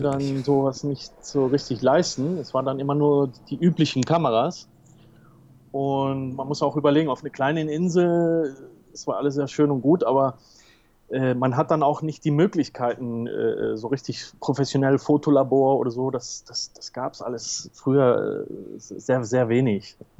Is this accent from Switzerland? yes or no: no; Tenerife, Canary Islands, Spain; also born or lived in England / Germany; ich bin aber hier auf Teneriffa geboren und aufgewachsen